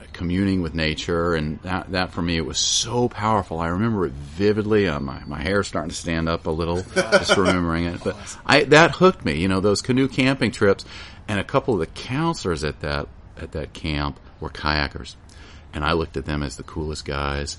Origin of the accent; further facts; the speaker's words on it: Piedmont area of South Carolina, United States; now in Moss Landing, United States; I grew up in the Piedmont area of South Carolina, so the foothills of the Appalachia